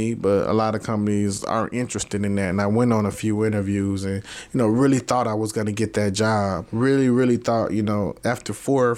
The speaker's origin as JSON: {"language": "English", "town": "Robbins", "region": "Illinois", "country": "United States", "said": "I'm from Robbins. I always represent where I'm from."}